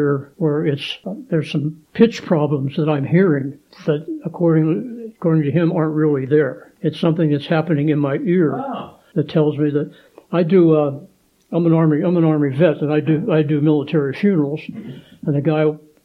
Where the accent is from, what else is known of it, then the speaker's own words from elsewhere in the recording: Turtle Creek, Pennsylvania, United States; I'm a kid from Turtle Creek, Pennsylvania.